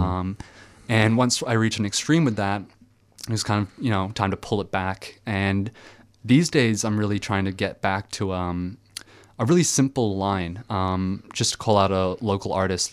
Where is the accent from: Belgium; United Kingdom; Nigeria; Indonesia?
Belgium; now in Australia; the Franco-Belgian comics I read when I was growing up in Belgium